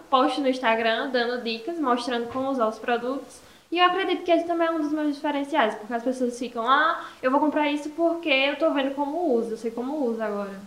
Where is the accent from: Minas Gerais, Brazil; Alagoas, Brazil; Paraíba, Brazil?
Paraíba, Brazil; Esperança; eu sou aqui da Cidade de Esperança mesmo